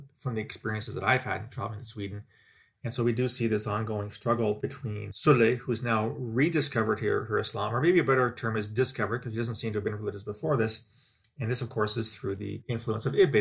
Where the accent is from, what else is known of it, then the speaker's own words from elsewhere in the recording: Canada; speaking as a Canadian, I've seen here in my, my own country